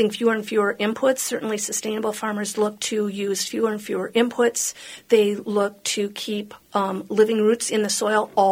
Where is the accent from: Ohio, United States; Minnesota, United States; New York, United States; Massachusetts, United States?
Minnesota, United States; Hopkins; I grew up in Hopkins.